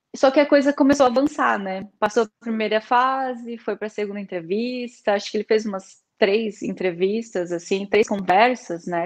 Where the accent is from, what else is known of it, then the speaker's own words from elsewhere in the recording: Joinville, Santa Catarina, Brazil; moved away as an adult; now in Braga, Portugal; eu sou do sul do Brasil, de Joinville, de Santa Catarina, uma cidade mais interior, assim, é, estou em Portugal há um ano